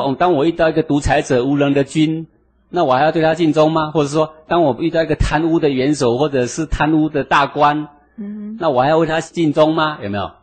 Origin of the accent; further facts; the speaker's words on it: Taiwan; 我们台湾人穿着西装，我们打了领带